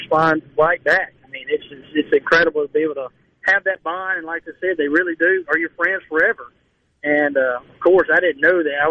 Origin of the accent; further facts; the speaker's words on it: Cleveland, Mississippi, United States; my hometown